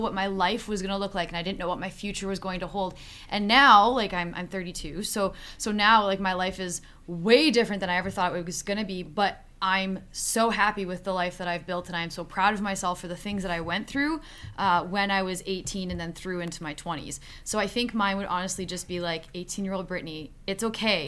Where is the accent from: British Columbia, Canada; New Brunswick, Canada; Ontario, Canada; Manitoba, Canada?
Ontario, Canada; Niagara region; I'm from the Niagara region